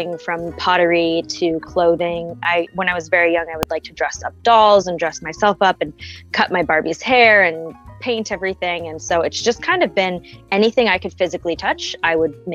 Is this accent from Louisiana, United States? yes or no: no; Ohio, United States; moved away as an adult; now in New Orleans, United States; I currently live in New Orleans. I grew up in Ohio